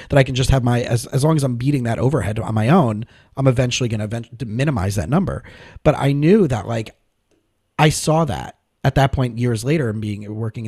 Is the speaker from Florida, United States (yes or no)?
yes; South Florida, United States; also born or lived in Scranton, Pennsylvania; I grew up in South Florida.